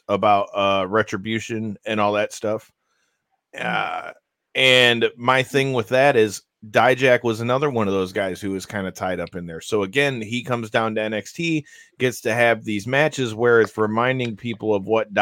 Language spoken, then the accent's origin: English; Detroit, Michigan, United States; I'm from Detroit